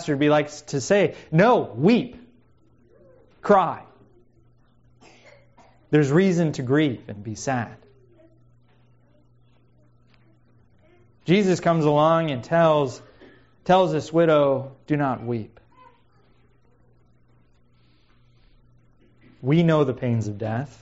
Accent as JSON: {"language": "English", "region": "Missouri", "country": "United States", "tie": "born or raised there", "moved": "yes", "lives_now": "Pacific Northwest, United States", "said": "growing up in Missouri"}